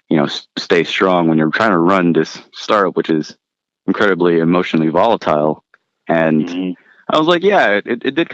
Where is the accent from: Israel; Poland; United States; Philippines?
Philippines; moved away; my family and I immigrated from the Philippines and then I'm a product of public school education